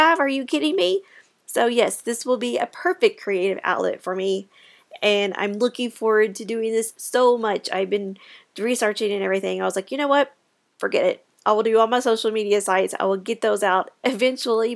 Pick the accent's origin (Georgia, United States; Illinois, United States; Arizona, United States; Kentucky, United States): Kentucky, United States; I am from Kentucky